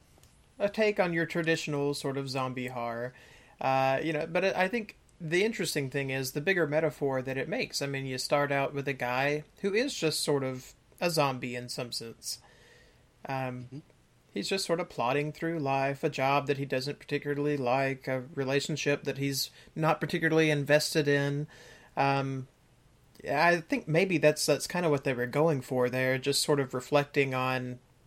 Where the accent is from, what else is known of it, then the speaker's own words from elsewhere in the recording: United States; Angela and I, the two Americans